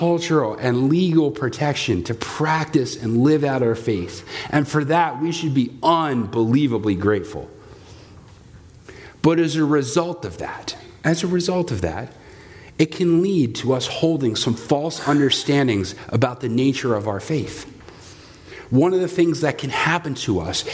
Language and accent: English; United States